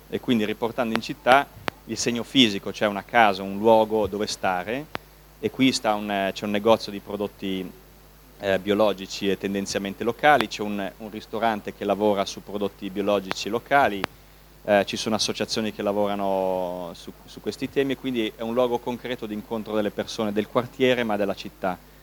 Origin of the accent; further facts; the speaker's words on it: Milan, Lombardy, Italy; per noi milanesi, io abito, sono di Milano, abito a Milano